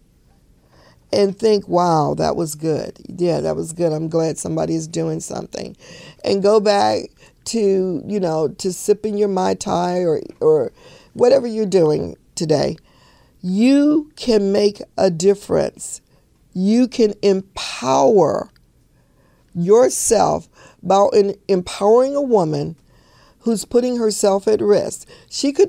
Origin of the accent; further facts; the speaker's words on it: Chicago, Illinois, United States; When I grew up as a little girl, I grew up in Chicago